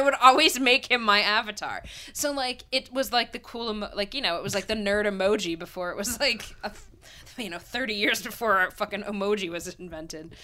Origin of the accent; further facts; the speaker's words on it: Pennsylvania, United States; I grew up in Pennsylvania town